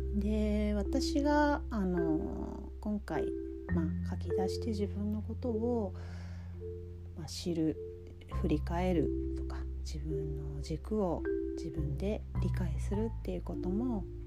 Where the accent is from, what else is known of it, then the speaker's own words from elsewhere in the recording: Kagoshima, Japan; 私の地元がですね鹿児島県なんですね九州にあるんですけれども